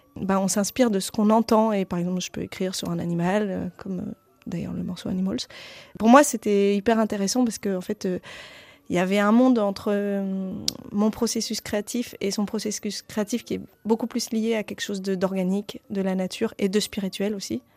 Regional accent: Roubaix, Hauts-de-France, France; accent: accent du Nord; J'ai grandi en ville, j'ai grandi à Roubaix

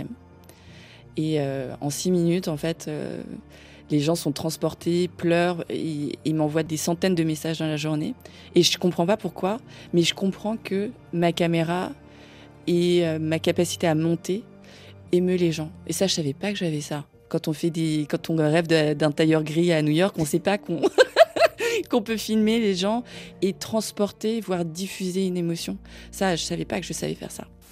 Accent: Paris suburbs, Île-de-France, France; je suis née à Paris, que j'ai grandi en banlieue parisienne

